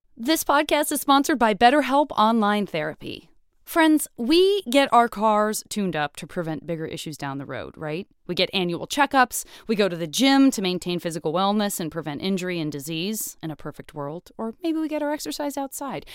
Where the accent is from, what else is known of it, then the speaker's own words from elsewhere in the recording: Arizona, United States; I'm from Arizona